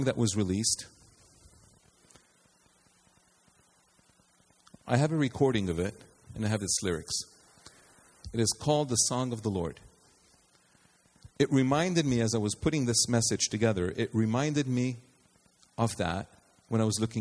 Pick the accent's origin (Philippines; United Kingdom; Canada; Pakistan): Canada; We, Canadians, we are Canadian